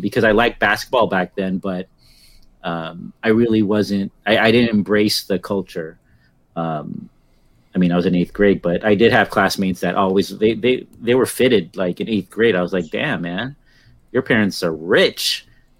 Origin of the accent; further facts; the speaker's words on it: Daly City, California, United States; near Daly City where I grew up in the Bay Area